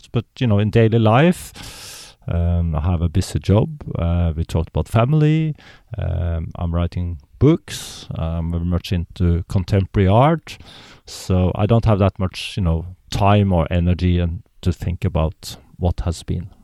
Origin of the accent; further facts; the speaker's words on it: Norway; I'm born in Norway, which is a very privileged so, society.